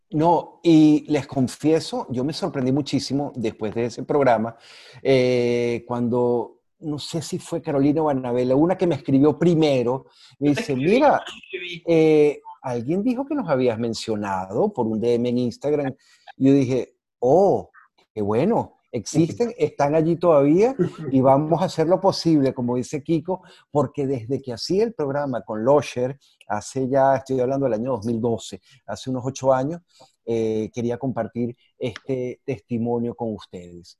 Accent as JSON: {"language": "Spanish", "country": "Venezuela", "said": "así somos los venezolanos"}